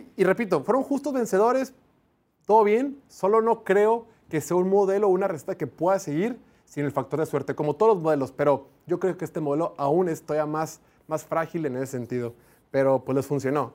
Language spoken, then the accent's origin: Spanish; Mexico; desde que estoy en secundaria en prepa para un día ser profesional aquí en mi país